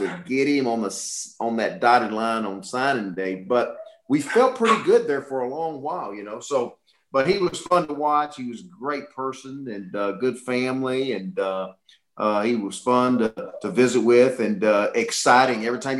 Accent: Little Rock, Arkansas, United States; I was from Little Rock.

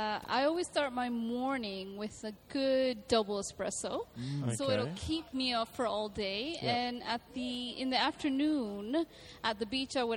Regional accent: Venezuela; now in Dubai, United Arab Emirates; Originally, I'm from Venezuela.

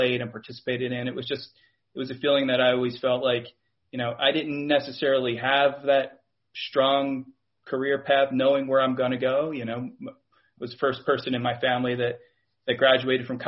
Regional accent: Philadelphia, Pennsylvania, United States; moved away; also born or lived in Bay Area, California; we did grow up in the Philadelphia area

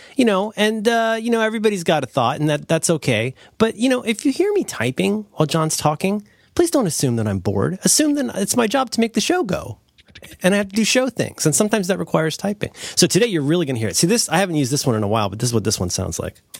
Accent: Ohio, United States; I'm from the Midwest, your mo-, I'm from Ohio

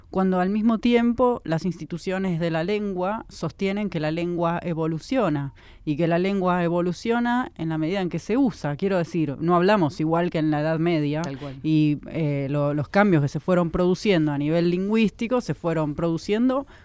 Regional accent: Buenos Aires, Argentina; Yo soy de Lugano y ahí de, de disidencias no se habla.

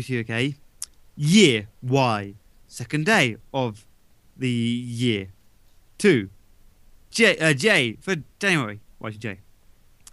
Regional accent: United Kingdom; I'm British

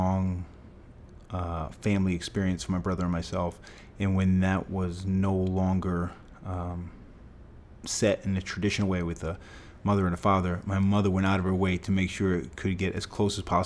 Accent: Fall River, Massachusetts, United States; We grew up in Fall River, Massachusetts, blue-collar town, a place that I grew up loving

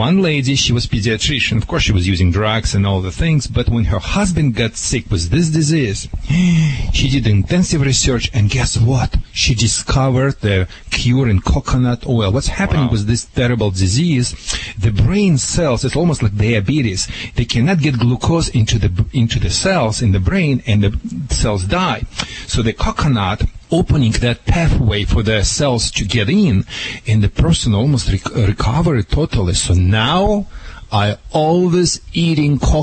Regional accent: Russia; English is a second language; moved away as an adult; now in United States; Back in Soviet Union, when we had nothing on the shelves

